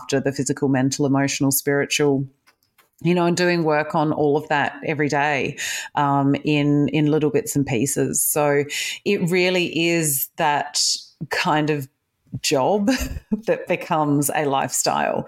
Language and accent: English; Adelaide, South Australia, Australia; moved away as an adult; also born or lived in Perth, Australia / United Kingdom; now in Melbourne, Australia; I was born in Australia, but I was born in Perth. I grew up in Adelaide, and then I spent 11 years in the UK, and I've just done 11 years back in Melbourne.